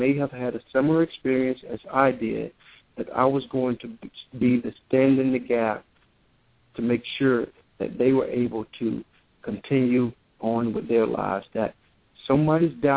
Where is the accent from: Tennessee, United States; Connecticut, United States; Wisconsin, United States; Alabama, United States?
Alabama, United States; Holy Trinity; I hail from Holy Trinity, Alabama. I was born at the hands of my grandmother. My grandmother delivered me in a small little wooden house in Holy Trinity, Alabama.